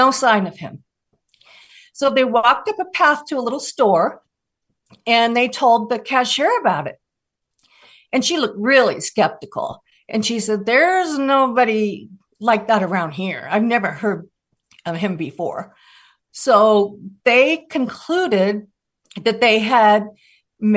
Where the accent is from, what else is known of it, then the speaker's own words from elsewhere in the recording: Des Moines, Washington, United States; I grew up in Des Moines, Washington, and my house was on Puget Sound.